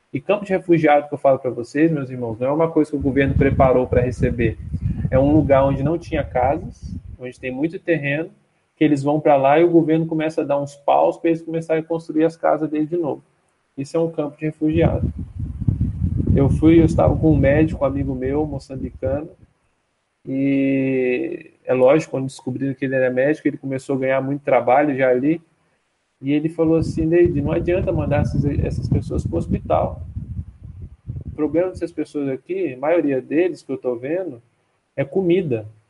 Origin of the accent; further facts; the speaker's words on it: Brazil; moved away as an adult; now in Mozambique; eu sou brasileiro